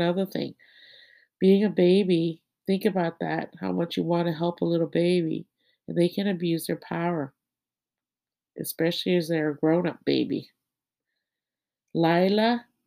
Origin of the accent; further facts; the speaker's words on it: Thailand; And I'm from Thailand